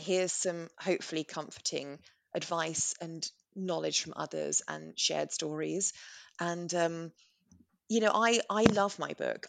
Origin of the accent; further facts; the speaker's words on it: England, United Kingdom; We're English